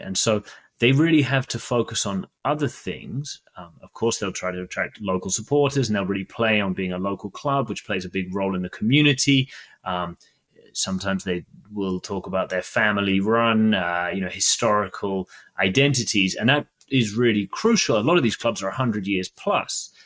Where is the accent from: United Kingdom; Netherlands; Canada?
United Kingdom; I'm British